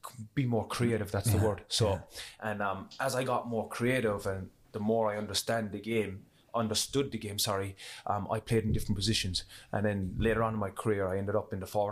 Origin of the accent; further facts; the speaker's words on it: Cork, Munster, Ireland; growing up in Cork